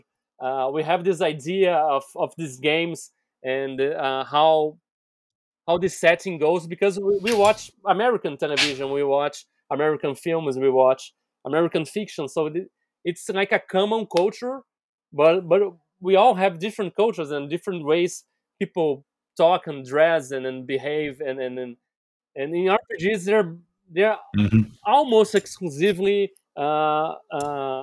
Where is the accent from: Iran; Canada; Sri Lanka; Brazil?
Brazil; I'm here from Brazil